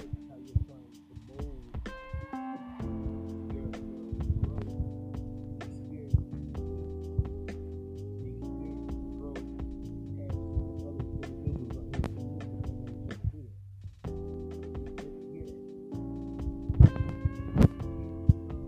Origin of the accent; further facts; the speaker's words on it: Fayetteville, North Carolina, United States; I'm a community activist in my hometown, which is Fayetteville, North Carolina.